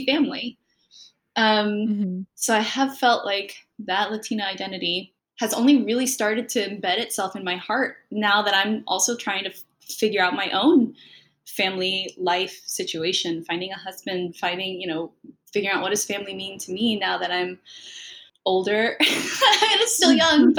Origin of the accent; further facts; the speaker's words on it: San Francisco, California, United States; first language Spanish; English is a second language; also born or lived in Concord, California / Michigan; I was born and raised in San Francisco in the Bay Area